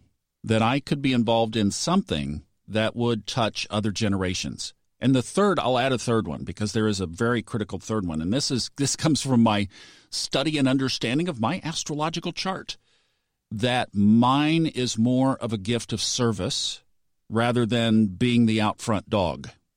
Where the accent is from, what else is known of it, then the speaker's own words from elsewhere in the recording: Tulsa, Oklahoma, United States; Tulsa, Oklahoma